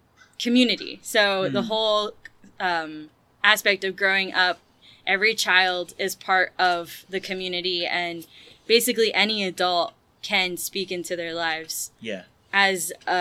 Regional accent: Marseille, Provence-Alpes-Côte d'Azur, France; also born or lived in Toulouse, France; I was born in Marseille, France, so that tends to be my childhood home, if I mm-hmm. think about it. And then I also lived in Toulouse, France, for an extensive period of time

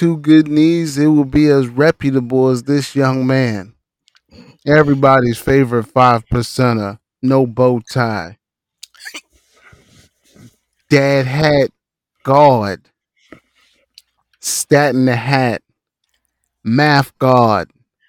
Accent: Western Canada, Canada; I'm not even Canadian bacon. I'm West Canadian bacon.

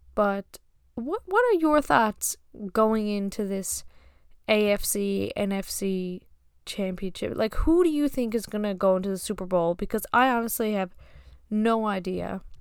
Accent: Newfoundland and Labrador, Canada; I'm from Newfoundland, Canada

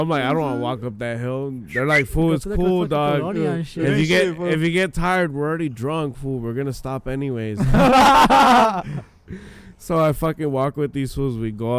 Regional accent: Michoacán, Mexico; moved away; We're from Michoacan.

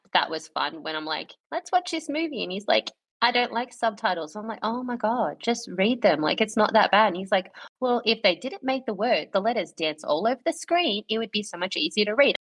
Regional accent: Australia; we're Australian

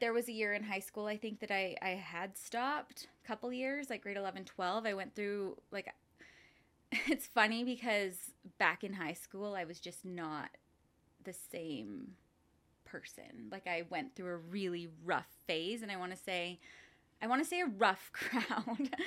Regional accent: Lethbridge, Alberta, Canada; moved away as an adult; also born or lived in Coaldale, Alberta / Vancouver, British Columbia; I grew up in Lethbridge and Coldale.

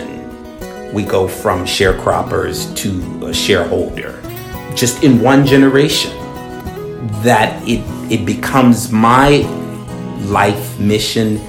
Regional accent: Chicago, Illinois, United States; We were on the west side of Chicago when I was born

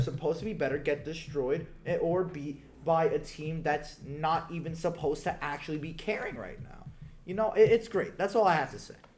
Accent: New York, United States; as a New Yorker

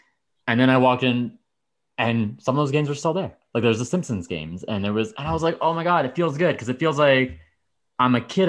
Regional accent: Medicine Hat, Alberta, Canada; I grew up in Medicine Hat, right?

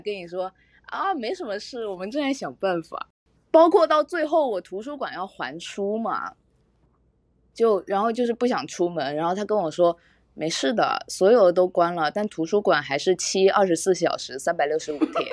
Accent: China; moved away as an adult; now in United Kingdom; 到了上海，再到厦门，厦门，再到我老家

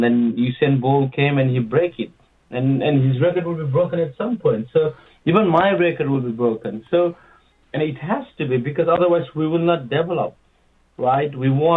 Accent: Nepal; moved away; I'm from Nepal.

